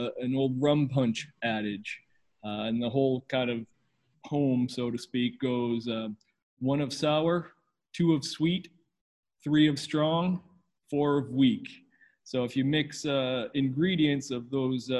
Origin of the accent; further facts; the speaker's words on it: New Hampshire, United States; moved away as an adult; also born or lived in Delaware; now in Portland, Maine, United States; I was born and raised in New Hampshire and went to school there